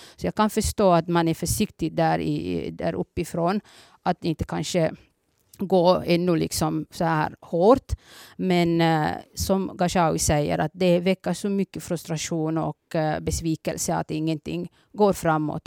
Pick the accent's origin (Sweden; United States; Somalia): Somalia; now in Finland; Jag är från början från Somalia